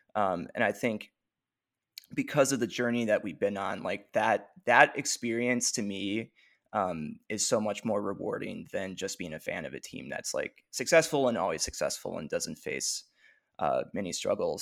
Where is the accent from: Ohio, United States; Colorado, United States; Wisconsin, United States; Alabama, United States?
Wisconsin, United States; growing up in Wisconsin, I grew up a fan of the Wisconsin teams